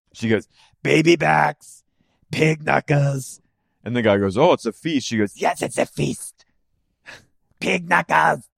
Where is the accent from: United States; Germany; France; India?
United States; as an American